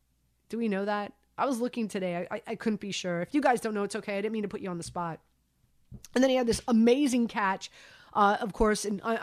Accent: Miami, Florida, United States; moved away; you guys know I'm from Miami. It's a different bag there.

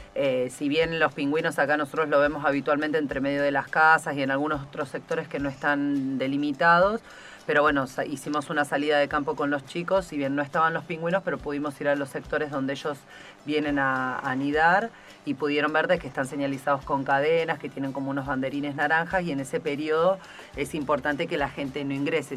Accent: Ushuaia, Tierra del Fuego, Argentina; Nosotros que somos de Ushuaia

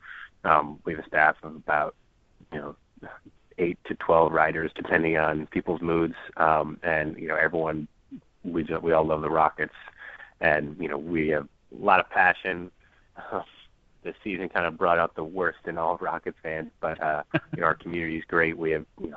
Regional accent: New York, United States; now in Washington, D.C., United States; I'm actually from New York originally

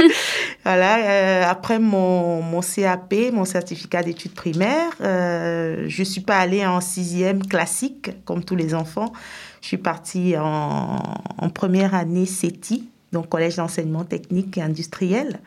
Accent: Cameroon; moved away as an adult; also born or lived in Senegal / France; now in Epinal, France; je suis camerounaise à la base

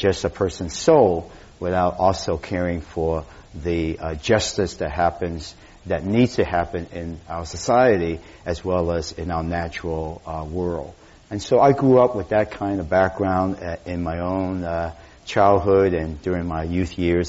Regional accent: Boston, Massachusetts, United States; now in San Francisco, United States; Growing up in Boston

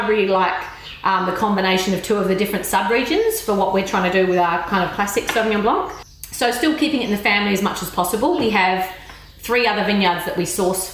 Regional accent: Australia; now in Marlborough, New Zealand; I'm an Aussie, but okay. Kiwi by choice

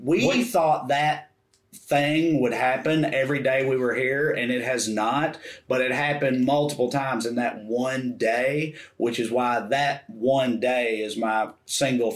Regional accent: Tennessee, United States; We're from Tennessee.

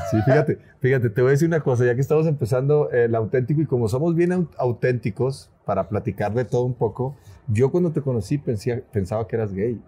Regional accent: Monterrey, Nuevo León, Mexico; accent: norteño; Vengo de Monterrey

